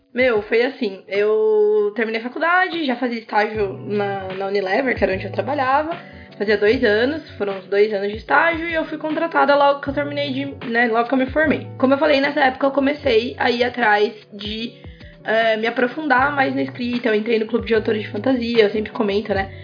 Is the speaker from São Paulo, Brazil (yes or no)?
yes; interior of São Paulo, Brazil; Eu sou do interior de São Paulo